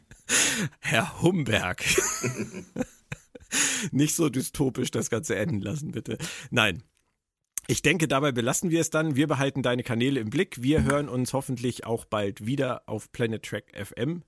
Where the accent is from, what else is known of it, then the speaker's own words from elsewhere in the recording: Schleswig-Holstein, Germany; hier bei uns in Schleswig-Holstein